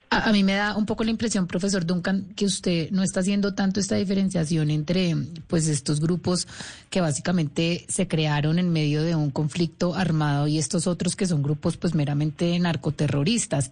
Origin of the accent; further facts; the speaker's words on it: Antioquia, Colombia; mi tierra antioqueña